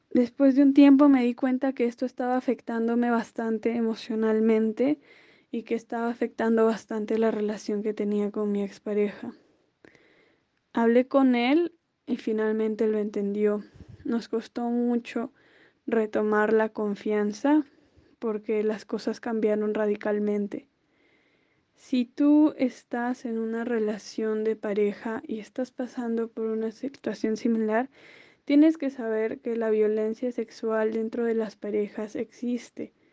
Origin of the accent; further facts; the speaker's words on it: Peru; Hola, tengo 22 años y soy de Perú.